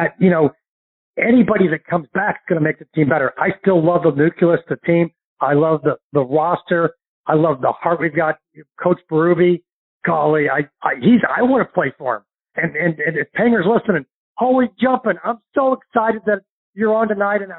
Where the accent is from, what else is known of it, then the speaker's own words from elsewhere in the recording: St. Louis, Missouri, United States; now in Destin, Florida, United States; my hometown of St. Louis